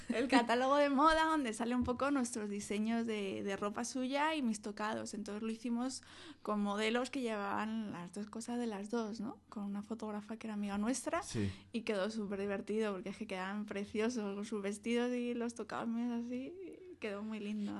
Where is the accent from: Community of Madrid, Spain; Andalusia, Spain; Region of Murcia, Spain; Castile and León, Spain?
Community of Madrid, Spain; Madrid; also born or lived in Douglas, Arizona, United States; Yo soy de Madrid.